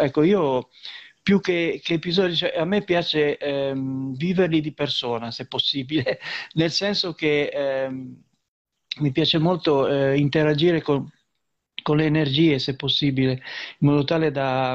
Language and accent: Italian; Liguria, Italy